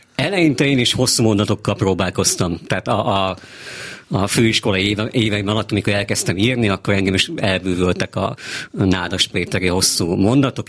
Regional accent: Székesfehérvár, Fejér, Hungary; also born or lived in Pécs; valóban Székesfehérváron születtem, ott jártam minden iskolámat, egy kis pécsi kitérőt leszámítva, és azóta is ott élek

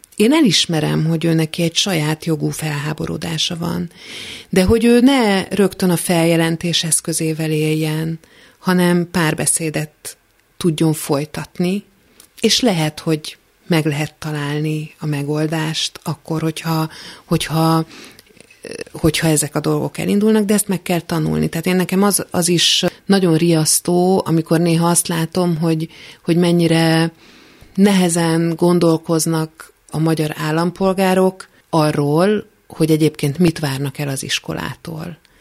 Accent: Budapest, Hungary; Én Budapesten születtem.

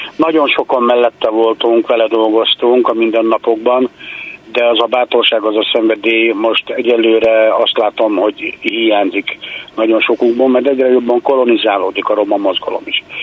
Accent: Hungary; itthon vagyunk Magyarországon, mi is a nemzet részei vagyunk, 600 éve itt vagyunk

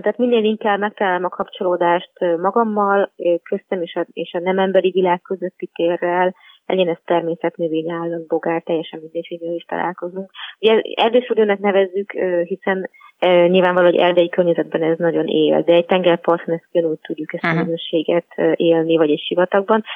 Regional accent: Budapest, Hungary; moved away; also born or lived in Pilis; én jó magam abszolút egy, egy budapesti városi lány vagyok, panelházban nőttem fel

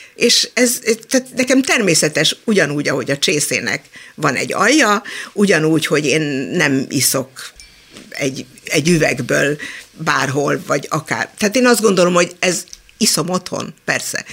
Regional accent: Budapest, Hungary; also born or lived in Israel; én Csepelen nőttem fel

